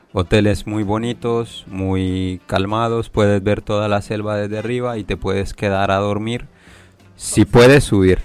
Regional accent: Leticia, Amazonas, Colombia; now in China; yo digo que soy de Leticia

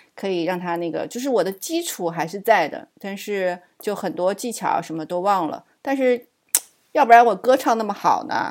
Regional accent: Suzhou, Jiangsu, China; also born or lived in Shijiazhuang; now in United States; 我小时候是在石家庄，很小的时候。然后后来我爸那个要转业了嘛，然后我们就回到苏州

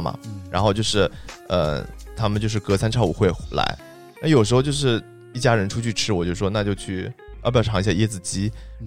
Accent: Zhejiang, China; also born or lived in Beijing; now in Shenzhen, China; 我们浙江人

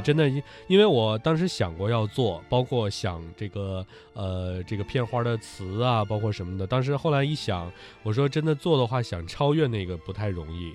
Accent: Northeast China, China; accent: Northeastern Mandarin (东北话); 东北话就是这样

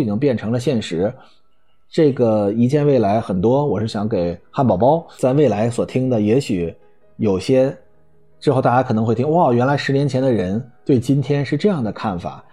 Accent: China; 我们中国人

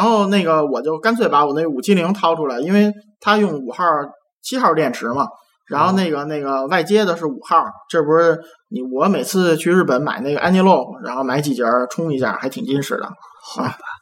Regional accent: Beijing, China; 帝都我土生土长三十多年

